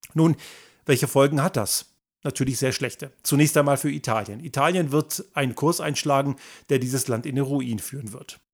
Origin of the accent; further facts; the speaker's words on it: Germany; moved away; ich bin ja in Deutschland zur Schule gegangen und dort sozialisiert